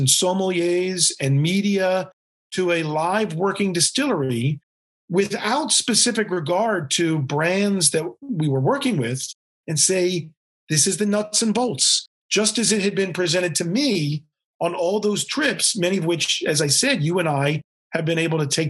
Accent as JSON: {"language": "English", "town": "Baltimore", "region": "Maryland", "country": "United States", "tie": "born or raised there", "moved": "as an adult", "lives_now": "New York City, United States", "said": "I had a tremendous childhood in Baltimore, Maryland."}